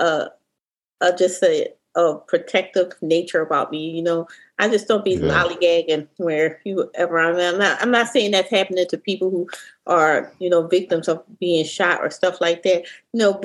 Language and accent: English; Philadelphia, Pennsylvania, United States; I grew up in Philadelphia, I grew up in North Philadelphia